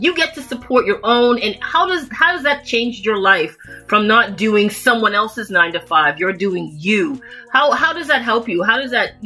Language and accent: English; Toronto, Ontario, Canada; I was born in Toronto, Canada.